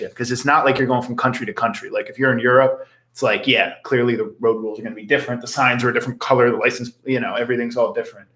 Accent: United States; accent: a little bit of Philly, a little bit of South Jersey, a little bit of North Jersey Jew; I have a little bit of Philly, a little bit of South Jersey, and just a little bit of North Jersey Jew

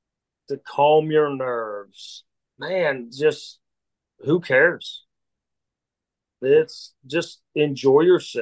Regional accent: Pennsylvania, United States; grew up. So my first year running ultras, I came across it. It ran through my hometown. And I did it, and I found it's like a three. It's got three sections, but at the end of the day, it's 50-miler in West Central Pennsylvania.

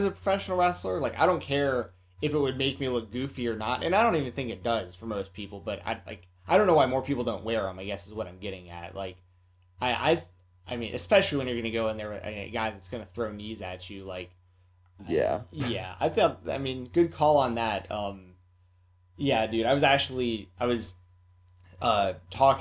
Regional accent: Atlanta, Georgia, United States; moved away; I'm originally from Atlanta, so most of my friends and stuff that I grew up

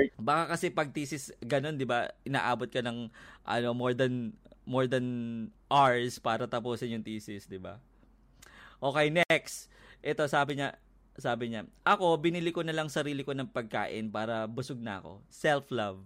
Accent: Quezon City, Metro Manila, Philippines; ano ako taga Quezon City ako. Malapit ako doon sa QAV. Sa Frisco lang ako eh

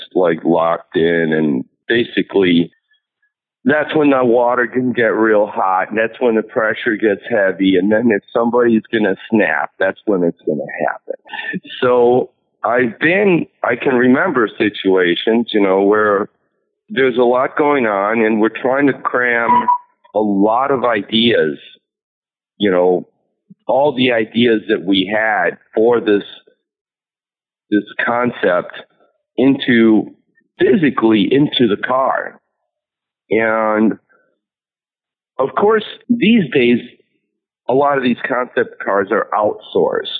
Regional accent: New York City, New York, United States; also born or lived in Manhattan; I used to live in New York City when I was growing up. I grew up in Queens

